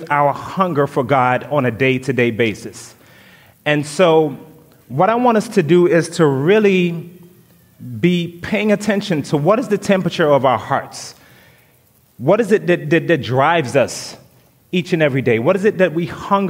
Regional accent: St. Vincent & Grenadines; moved away; the people in St. Vincent, which is my home country

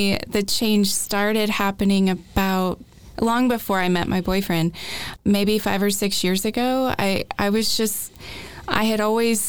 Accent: Augusta, Georgia, United States; moved away as an adult; also born or lived in West Tennessee; now in Nashville, United States; I'm originally from Augusta, Georgia

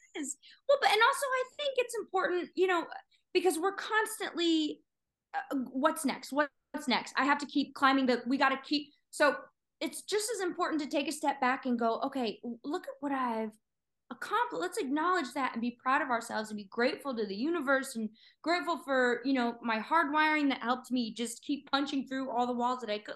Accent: Littleton, Colorado, United States; moved away; I'm from Littleton, so right outside of Denver, um, most people uh, obviously know Littleton from Columbine, which you know uh, was a traumatic event for all of us Littleton kids.

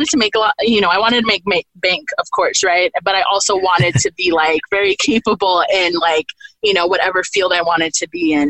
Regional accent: Monterey County, California, United States; I was raised in Monterey County, California

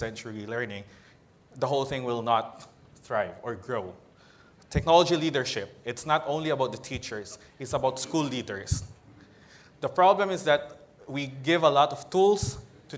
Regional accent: Philippines; from the Philippines

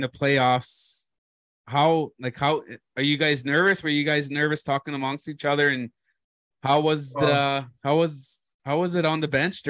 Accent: Moose Cree, Ontario, Canada; I'm from Moose Cree. It's my home res.

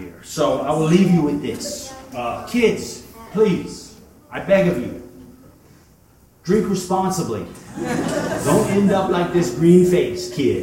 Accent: Little Rock, Arkansas, United States; when I was a wee crumb snatcher, growing up in Little Rock, Arkansas

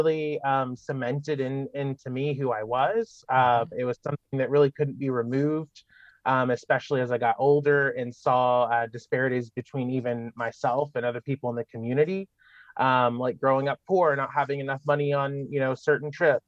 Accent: Malden, Missouri, United States; moved away as an adult; I grew up in rural Missouri, of course, down in Malden, Missouri. I'm from the Boot Heel.

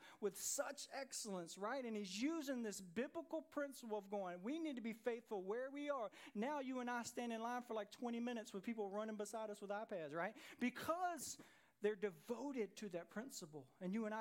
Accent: Jonesboro, Georgia, United States; I grew up in Jonesboro, Georgia, on the south side of Atlanta

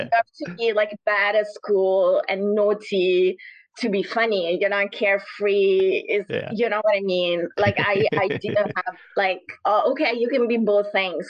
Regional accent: Naples, Campania, Italy; moved away; I'm from the south. I'm from Naples.

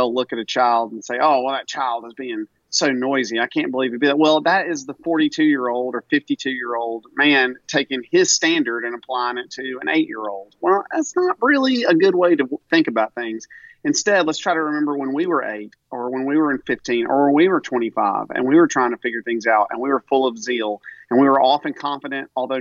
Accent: Tupelo, Mississippi, United States; I'm from Tupelo

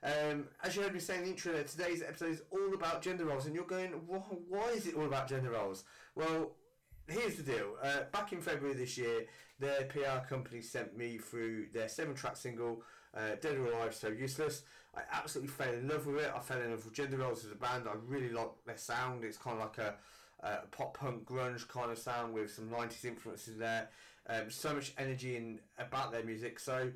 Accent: Northampton, East Midlands, United Kingdom; my hometown of Northampton.

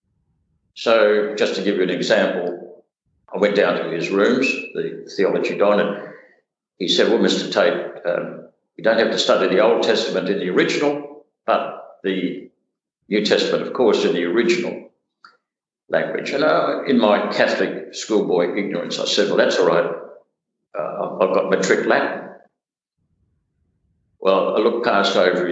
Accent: Hobart, Tasmania, Australia; I was brought up in Hobart, which was fairly tribal in the 1950s, 60s.

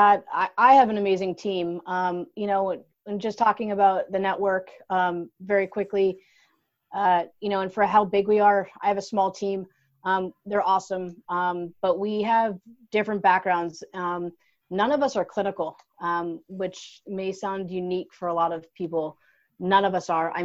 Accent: Luzerne County, Pennsylvania, United States; I'm originally from Luzerne County in Pennsylvania

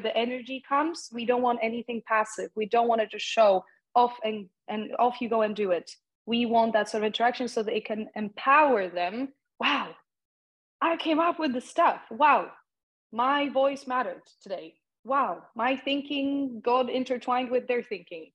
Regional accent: Poland; English is a second language; moved away; a young person growing up in Poland

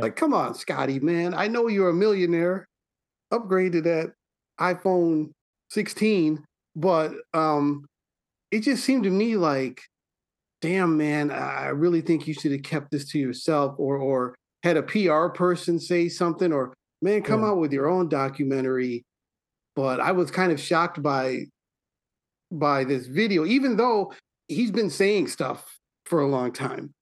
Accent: Milwaukee, Wisconsin, United States; I'm from Milwaukee

